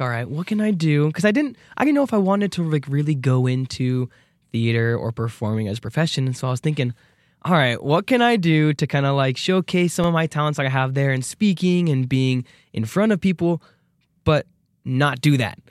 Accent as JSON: {"language": "English", "region": "Arizona", "country": "United States", "moved": "as an adult", "lives_now": "Idaho, United States", "said": "I'm from Arizona"}